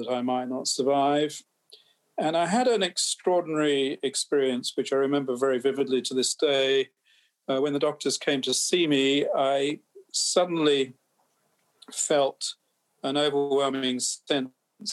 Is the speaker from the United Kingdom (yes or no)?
yes; England, United Kingdom; I'm an English physician.